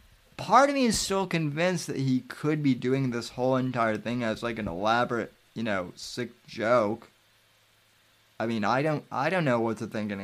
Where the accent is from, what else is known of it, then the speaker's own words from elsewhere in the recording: Colorado, United States; now in Florida, United States; like I said, I'm not a native of here. I came here from Colorado. But I certainly understand the all the Florida man jokes.